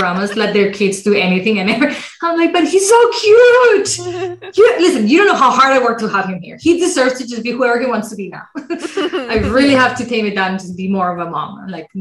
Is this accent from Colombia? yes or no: yes; Colombia; now in Canada; I come from Colombia where medicine is private, largely private.